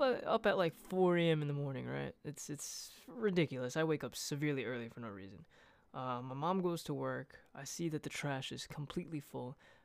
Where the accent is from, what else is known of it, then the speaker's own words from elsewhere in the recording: Brooklyn, New York, United States; moved away; I'm from Brooklyn